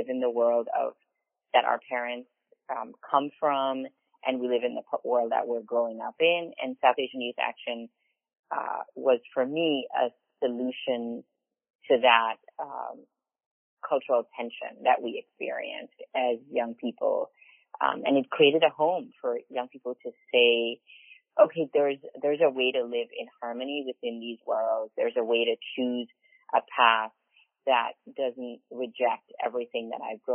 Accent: Belize; moved away as an adult; now in United States; when I was growing up in Belize, I was in high school when Belize became independent of Britain

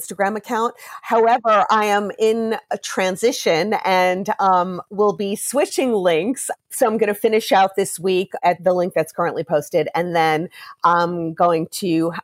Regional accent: Roslyn, New York, United States; I grew up in Roslyn, Long Island.

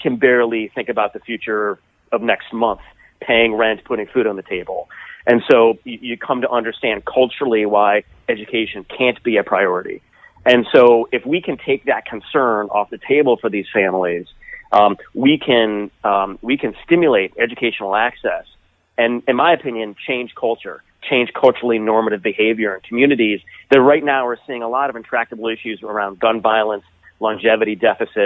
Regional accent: Toledo, Ohio, United States; my hometown of Toledo, Ohio

